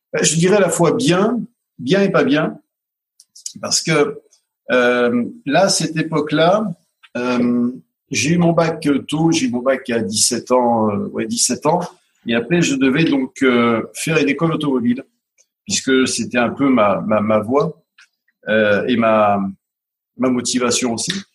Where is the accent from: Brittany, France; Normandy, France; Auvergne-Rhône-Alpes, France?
Auvergne-Rhône-Alpes, France; Grenoble; je suis né à, à Grenoble, il y a, il y 58 ans